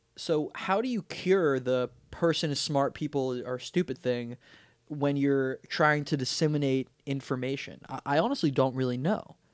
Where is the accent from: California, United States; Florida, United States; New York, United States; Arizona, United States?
Florida, United States; Weston; we grew up in Weston.